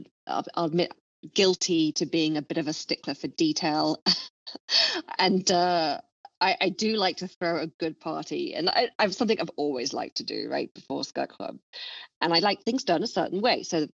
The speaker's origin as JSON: {"language": "English", "region": "London", "country": "United Kingdom", "also_born_or_lived": "Miami", "said": "we started in London, of course, because I'm from London. I was living there at the time."}